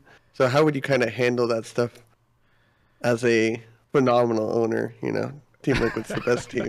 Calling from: Atlanta, Georgia, United States

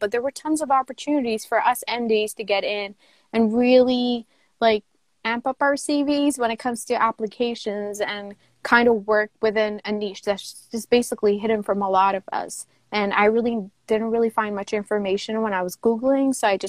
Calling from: Houston, Texas, United States; I'm tuning in from Houston, of all places.

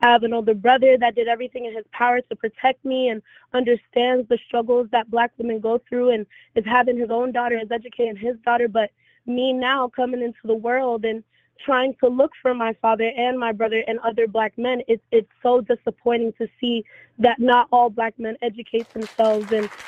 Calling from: Orlando, Florida, United States; I'm in Orlando, Florida.

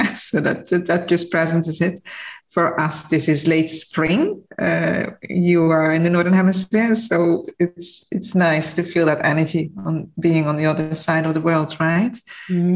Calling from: Mauritius; I am calling from Mauritius, which is a small island in the middle of the Indian Ocean

